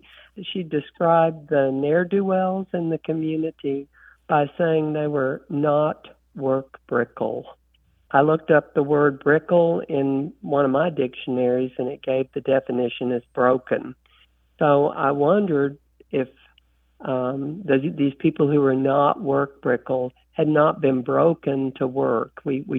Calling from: Jackson, Tennessee, United States; Jackson, Tennessee.

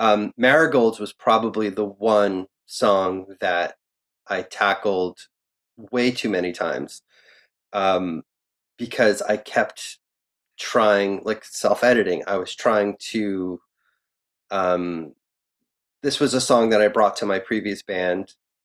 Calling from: New York, United States; I'm talking from New York as a New York fan, so.

